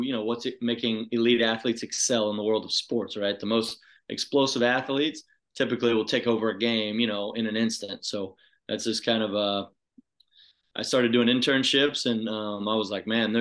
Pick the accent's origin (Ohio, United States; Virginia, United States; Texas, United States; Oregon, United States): Texas, United States; Houston; I grew up in South Texas, so Houston area